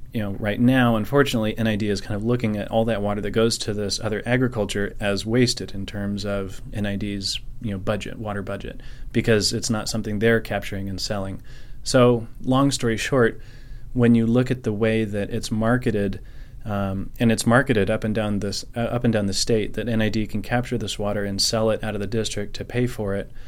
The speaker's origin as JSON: {"language": "English", "area": "Nevada County", "region": "California", "country": "United States", "said": "I'm from Nevada County here, and, uh, third generation of my family to be here"}